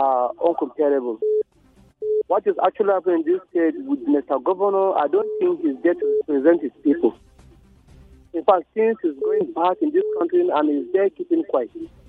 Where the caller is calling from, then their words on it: Jos, Plateau, Nigeria; I'm calling from Congo Russia.